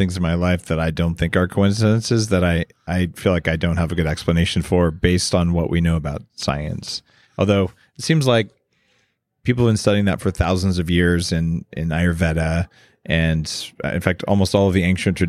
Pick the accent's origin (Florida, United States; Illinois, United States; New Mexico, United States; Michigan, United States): New Mexico, United States; And I grew up in New Mexico, and there it's like toadstools, mushrooms are poisonous.